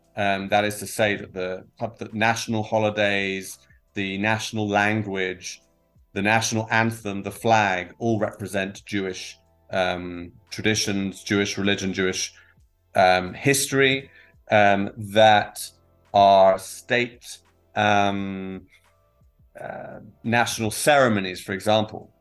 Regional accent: England, United Kingdom; moved away as an adult; now in Israel; I'm uh, originally from the from the UK, from England, as people can probably tell from my accent. Uh, I've been here for about 16 years.

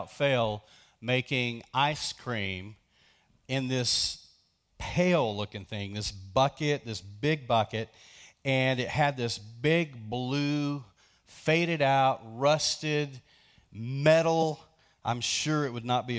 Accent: Lubbock, Texas, United States; also born or lived in between Post and Tahoka, Texas; I grew up in Lubbock

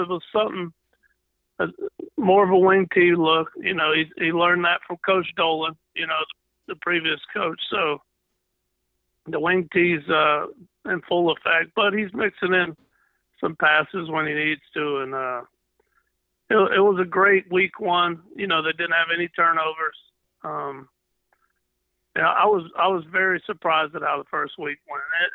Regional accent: D'Iberville, Mississippi, United States; where are you from? I say, D'Ironville, no matter where I was born, where I've been, or nothing. I always say I'm from D'Ironville.

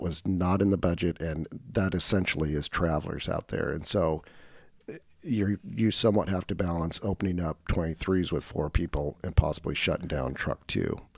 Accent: Woodburn, Oregon, United States; also born or lived in Portland, Oregon; I grew up in Woodburn, uh, nice. which is just north of Salem, Oregon

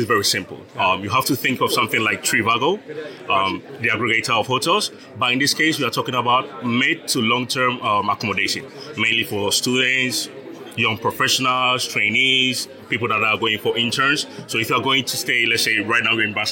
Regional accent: Ghana; moved away as an adult; now in Zaragoza, Spain; I was born and raised in Ghana.

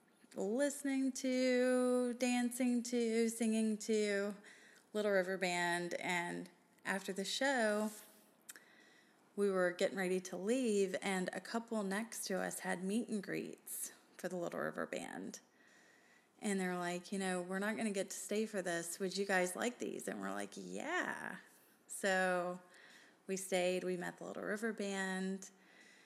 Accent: Memphis, Tennessee, United States; I was from Memphis

